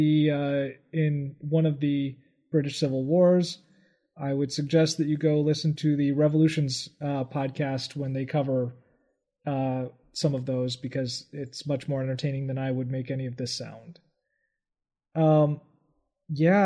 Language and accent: English; United States; I'm American